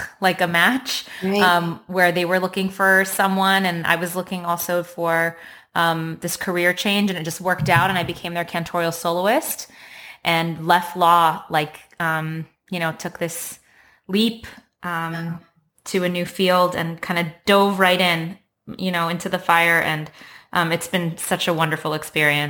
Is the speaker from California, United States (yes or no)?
yes; Los Angeles, California, United States; I was raised in Los Angeles, and I'm a first-generation American